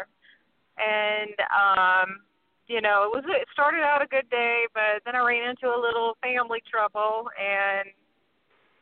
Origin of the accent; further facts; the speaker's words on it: Mississippi, United States; also born or lived in San Fernando Valley, California; now in New Orleans, United States; I was born in Mississippi.